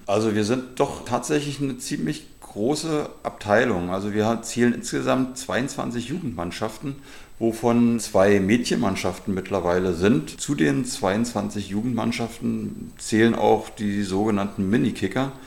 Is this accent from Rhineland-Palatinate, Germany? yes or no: no; Berlin, Germany; also born or lived in Claro (possibly Kladow, Berlin); gebürtiger Berliner mit meinen Eltern bin ich 1971 hier nach Claro gezogen